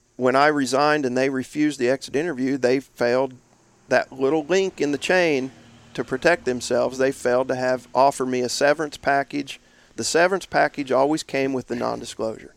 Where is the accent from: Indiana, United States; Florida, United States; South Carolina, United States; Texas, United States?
Indiana, United States; my home state, Indiana